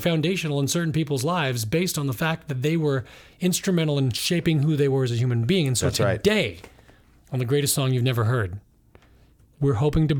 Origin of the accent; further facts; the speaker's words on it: Seattle, Washington, United States; moved away as an adult; I grew up in Seattle in the 90s